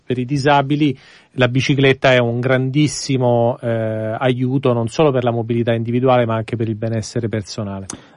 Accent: Rome, Lazio, Italy; now in Milan, Italy; sono nato e cresciuto a Roma

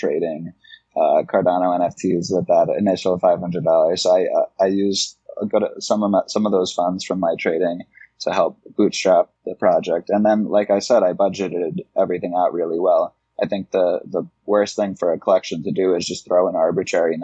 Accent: Connecticut, United States; I'm from Connecticut. I'm in New York City right now.

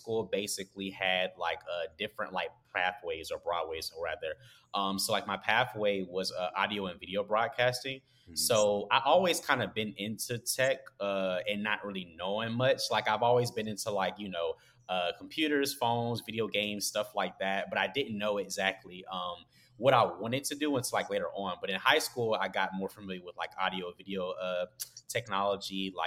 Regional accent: Augusta, Georgia, United States; now in Atlanta, United States; I'm originally from Augusta, Georgia, which is like a small town. You guys might have heard of it, like home of the Masters.

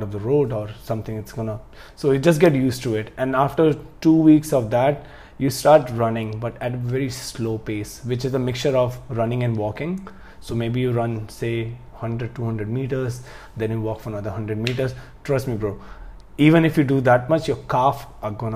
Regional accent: India; I'm from India

